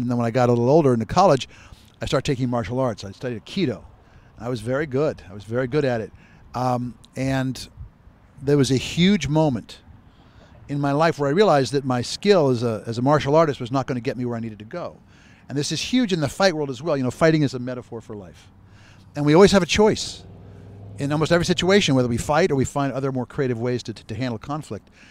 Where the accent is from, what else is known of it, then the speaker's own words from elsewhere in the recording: Phoenix, Arizona, United States; I was born and raised in Phoenix, Arizona, with one brother and one sister